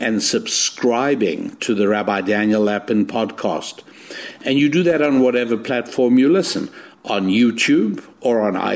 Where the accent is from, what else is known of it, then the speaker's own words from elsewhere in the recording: South Africa; moved away as an adult; also born or lived in England / Israel; now in United States; I was born in South Africa, and by the time I was 10 years old, my parents were